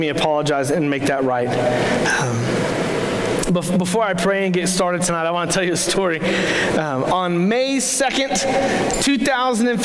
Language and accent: English; Crowley, Texas, United States; I actually moved back to my hometown, which was Crowley, Texas